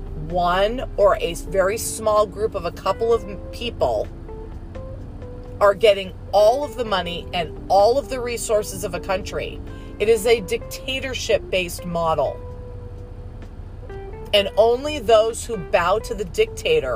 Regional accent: United States; I was born in America.

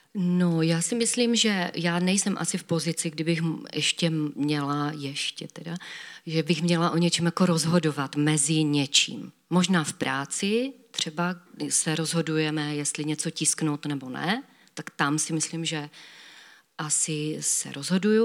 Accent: Havířov, Moravian-Silesian Region, Czechia; u nás v Havířově

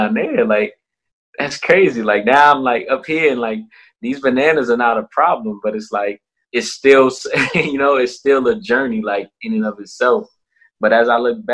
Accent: Minneapolis, Minnesota, United States; moved away as an adult; also born or lived in Liberia / Silver Spring, Maryland / Saranac Lake, New York; I was born in Liberia, which is West Africa, and I moved to Silver Springs, Maryland when I was 2, and then that's like a year and a half later we moved to Minneapolis, and that's where I was raised.

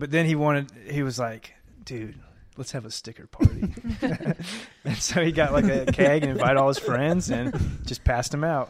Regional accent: Mobile, Alabama, United States; moved away as an adult; also born or lived in Auburn, Alabama; now in Birmingham, United States; I come from Mobile, actually. That's where I grew up. Yeah. Down, way down south, yeah. And then went to Auburn. And then I moved to Birmingham.

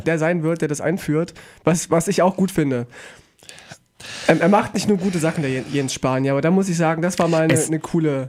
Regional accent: Weimar, Thuringia, Germany; ich, ich bin aus Weimar

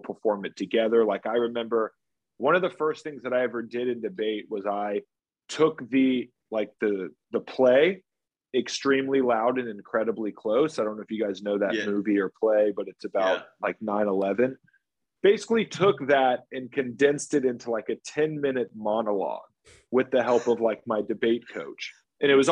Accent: Marietta, Georgia, United States; moved away as an adult; also born or lived in Charleston, South Carolina / New York City; I'm originally from Atlanta, born and raised, my whole family from Marietta, Georgia, Cobb County

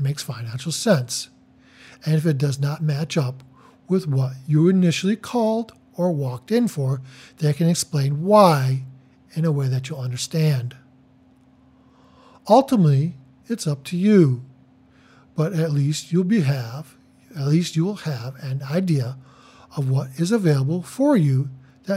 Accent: Detroit, Michigan, United States; I am from Metro Detroit

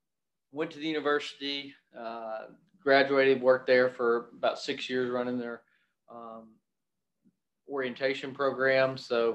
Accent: Monroe, Louisiana, United States; moved away as an adult; also born or lived in Ruston, Louisiana; now in Arkansas, United States; I'm originally from North Louisiana, Monroe and Ruston area, and I ended up in Ruston to go to Louisiana Tech University

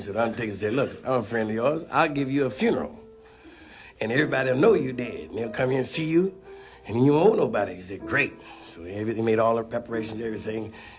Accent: St. Louis, Missouri, United States; born there; I was born in St. Louis, Missouri.

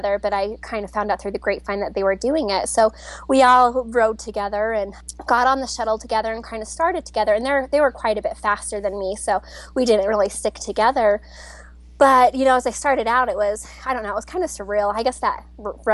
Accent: Utah, United States; I'm from Utah, in a small town kind of by Park City

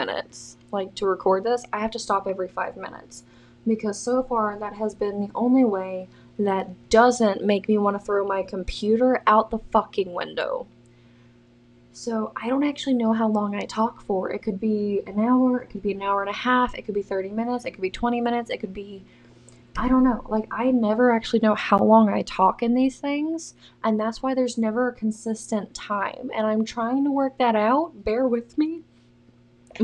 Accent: the South, United States; I'm from the South

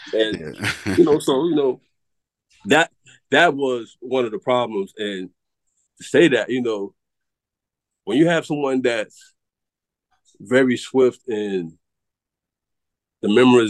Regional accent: Atlanta, Georgia, United States; at least my birth certificate say, y'all may not say I'm from Atlanta, but at least my birth certificate say

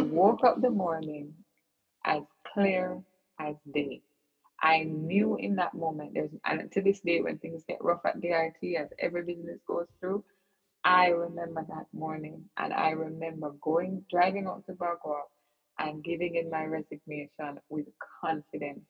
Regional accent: Kingston, Jamaica; I grew up in Kingston, Jamaica

